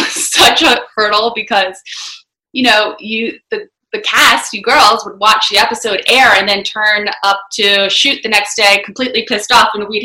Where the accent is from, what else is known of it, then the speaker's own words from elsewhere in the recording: Bethany Beach, Delaware, United States; moved away as an adult; also born or lived in Washington, District of Columbia, United States; I grew up in Bethany Beach, Delaware, which is a super small family resort town